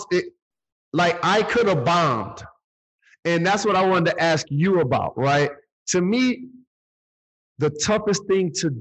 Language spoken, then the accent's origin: English; Detroit, Michigan, United States; It's in Detroit, my hometown, the neighborhood that I grew up in.